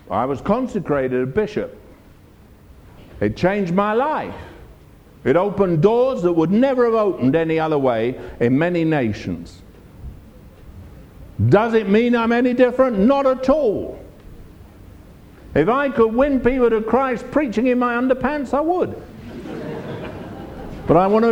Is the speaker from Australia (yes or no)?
no; England, United Kingdom; I'm from England, I'm a minister